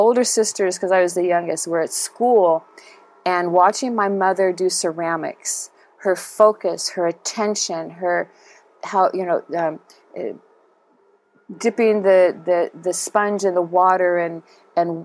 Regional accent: Chula Vista, California, United States; also born or lived in Hawaii; my mother and father bought a house in Chula Vista, and so that's the house I grew up

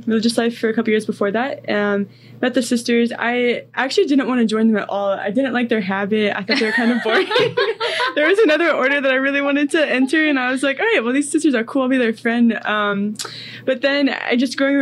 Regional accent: Delaware, Ohio, United States; also born or lived in Columbus, Ohio / Westfield; I'm from Columbus, Ohio. Okay. I lived in Westfield the past few years, but grew up in Delaware, so right around there.

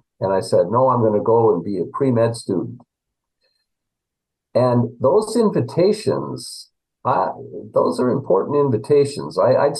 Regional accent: Minneapolis, Minnesota, United States; moved away as an adult; also born or lived in Pennsylvania; I grew up in Minneapolis and I graduated from Benilde St. Margaret's High School

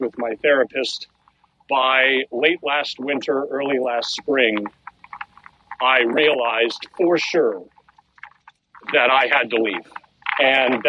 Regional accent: Oakville, Ontario, Canada; moved away as an adult; also born or lived in Toronto; now in Halifax, Canada; Oakville's my hometown.

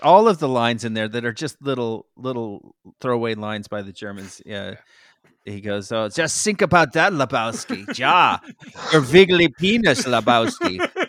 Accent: Miami, Florida, United States; Listen, I'm from Miami, Florida

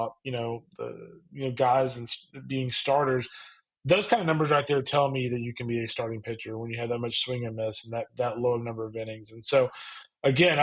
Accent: Lufkin, Texas, United States; I grew up in Lufkin, so I was like 85 miles off the border

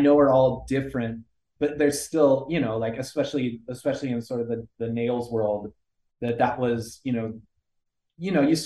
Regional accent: Colorado, United States; now in Los Angeles, United States; I grew up in Colorado

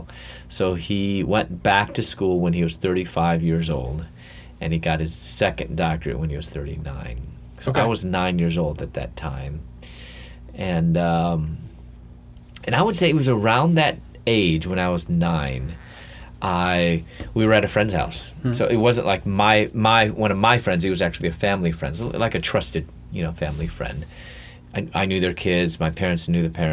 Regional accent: Chicago, Illinois, United States; moved away as an adult; also born or lived in Louisville, Kentucky; I was born in the Chicago area, in the western suburbs of Chicago.

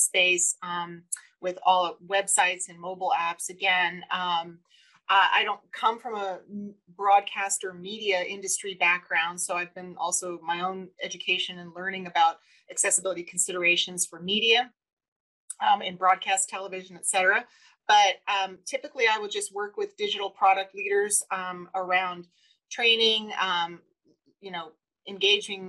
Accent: Boston, Massachusetts, United States; we grew up in Boston and the 1960s and 70s

